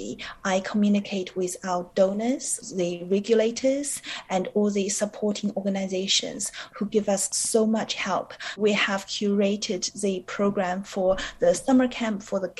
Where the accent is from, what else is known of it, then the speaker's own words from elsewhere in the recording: New Zealand; moved away as an adult; also born or lived in China; now in London, United Kingdom; I was born in China and I grew up in New Zealand because my family moved there when I was 12 years old